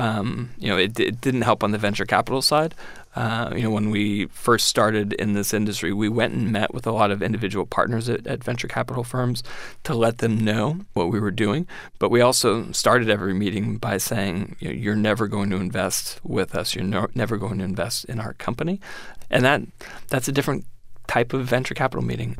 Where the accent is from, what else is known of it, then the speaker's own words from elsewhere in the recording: San Francisco, California, United States; moved away as an adult; now in Washington, United States; I grew up in San Francisco and I went to Berkeley